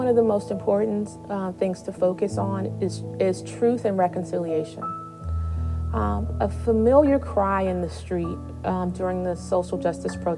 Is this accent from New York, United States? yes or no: no; St. Louis, Missouri, United States; moved away; also born or lived in East Coast; I was born and raised in St. Louis, Missouri, which is a very Catholic city